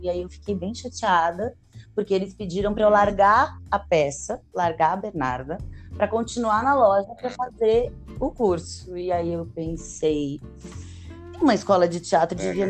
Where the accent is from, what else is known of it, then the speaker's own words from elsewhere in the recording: São Paulo, Brazil; moved away as an adult; also born or lived in Europe / Rio de Janeiro; Eu nasci em São Paulo, no bairro do Bexiga. Costumo dizer que sou uma paulistana da gema